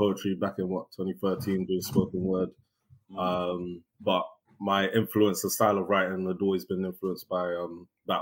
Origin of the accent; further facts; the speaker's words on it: London, United Kingdom; also born or lived in Newham, East London; I was born actually in East London, Newham. But I spent most of my early childhood in like Central, like which is like London Bridge.